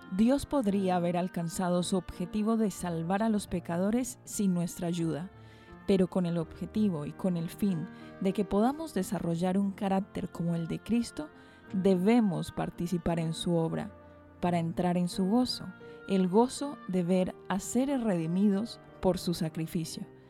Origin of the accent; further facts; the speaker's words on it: Colombia; moved away as an adult; also born or lived in Argentina / Valencia, Spain; now in Bilbao, Spain; vengo de Colombia